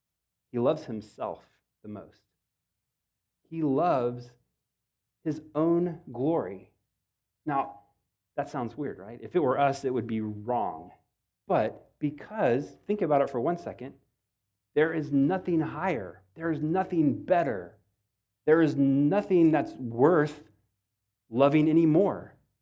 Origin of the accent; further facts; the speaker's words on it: Texas, United States; I grew up in Texas. I've been here my whole time, well, a brief stint in Ohio